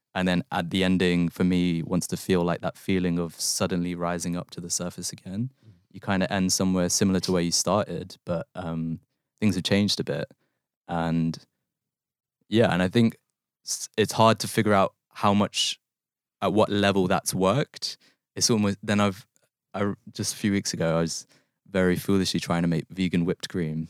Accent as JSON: {"language": "English", "region": "London", "country": "United Kingdom", "tie": "born or raised there", "also_born_or_lived": "Manchester", "moved": "as an adult", "said": "the place I grew up in West London"}